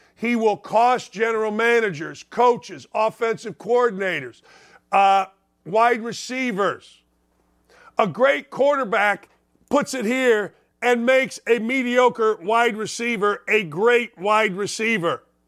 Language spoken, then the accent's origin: English; Gary, Indiana, United States; I was born in Gary, Indiana